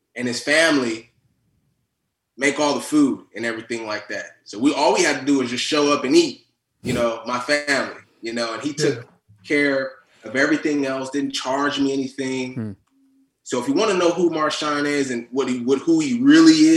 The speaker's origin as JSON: {"language": "English", "town": "Fremont", "region": "California", "country": "United States", "tie": "born or raised there", "also_born_or_lived": "Oakland", "said": "I grew up more so in Fremont, which is kind of like a 20-minute, you know, distance there"}